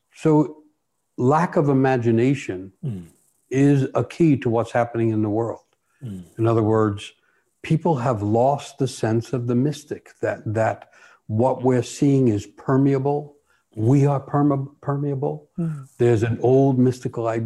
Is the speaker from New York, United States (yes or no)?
yes; New York City, New York, United States; I'm growing up in New York City